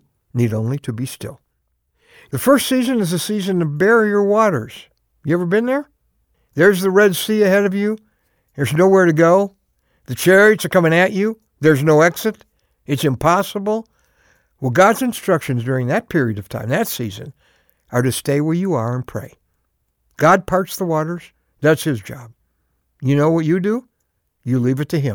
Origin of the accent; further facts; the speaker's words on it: the North, United States; also born or lived in New Jersey; I grew up in the North.